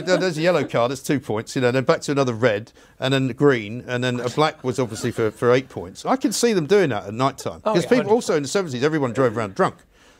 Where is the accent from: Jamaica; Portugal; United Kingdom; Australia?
United Kingdom; London; I grew up in London, so you know, we were just very cool because we were from London.